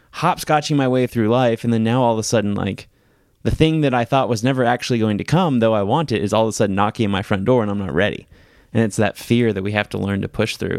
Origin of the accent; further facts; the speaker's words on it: the South, United States; us growing up in the South